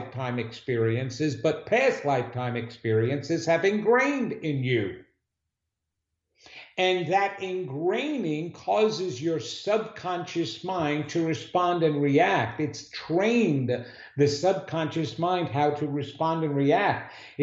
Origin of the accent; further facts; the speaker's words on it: New York City, New York, United States; I'm a New Yorker